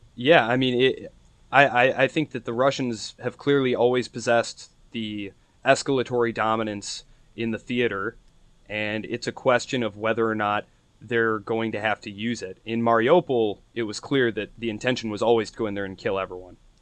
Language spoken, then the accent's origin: English; United States; I'm an American